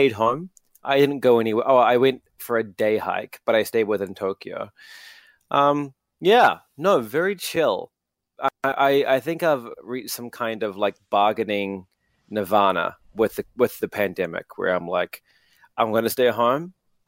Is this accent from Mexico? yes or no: no; New Zealand; accent: New Zealand; I'm very interested in the remnants of the ruins of my New Zealand accent as my family would, you know, view it. It's not much of it left, to be honest.